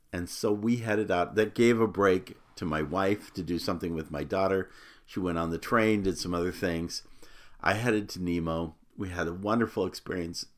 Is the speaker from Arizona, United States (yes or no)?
yes; Phoenix, Arizona, United States; growing up in Phoenix, Arizona